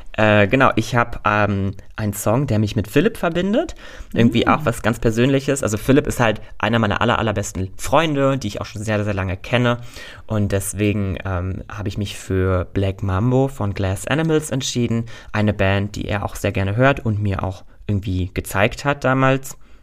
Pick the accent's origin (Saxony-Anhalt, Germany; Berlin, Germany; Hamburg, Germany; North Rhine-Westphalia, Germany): Berlin, Germany; Berlin ist meine Heimat